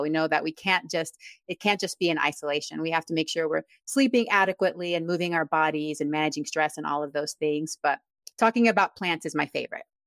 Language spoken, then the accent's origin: English; Texas, United States; moved away as an adult; also born or lived in Panama; now in Yakima, United States; I'm originally from Panama. and I grew up in Texas